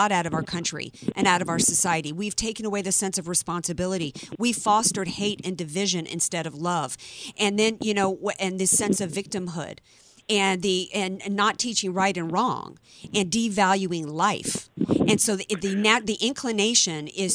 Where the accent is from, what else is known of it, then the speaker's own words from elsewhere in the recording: the South, United States; moved away; when I grew up in the South